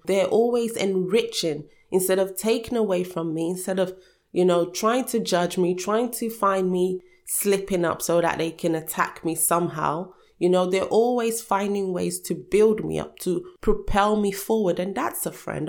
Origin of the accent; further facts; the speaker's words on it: Nigeria; now in United Kingdom; I was born in Nigeria.